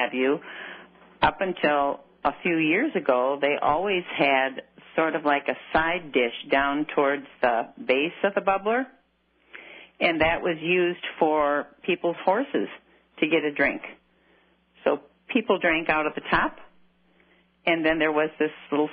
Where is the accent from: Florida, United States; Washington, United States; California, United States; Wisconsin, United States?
Wisconsin, United States; La Crosse; I grew up in La Crosse, born and raised here